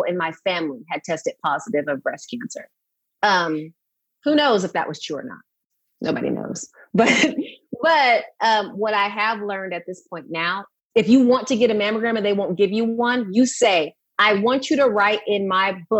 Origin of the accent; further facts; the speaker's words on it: Riverside, California, United States; also born or lived in San Luis Obispo area, California / Atascadero, California; California. I'm from Riverside